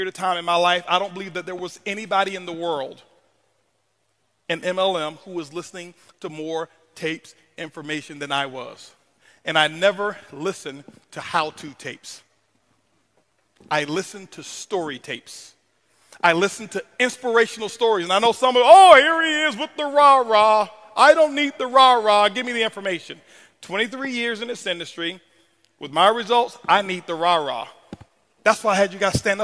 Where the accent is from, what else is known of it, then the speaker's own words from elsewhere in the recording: Tampa, Florida, United States; I was born in Ponce de Leon Projects, Tampa, Florida, is where I was raised.